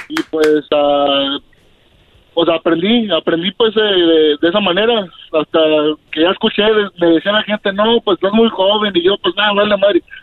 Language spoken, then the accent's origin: Spanish; Zacatecas, Mexico; moved away; mi último deseo es que me enterraran, pues, en, mi pueblo, en Zacatecas.